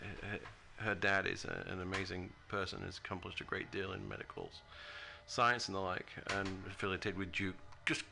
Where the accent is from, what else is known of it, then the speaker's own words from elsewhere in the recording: United Kingdom; moved away as an adult; now in United States; I'm from a British country, I'm from Great Britain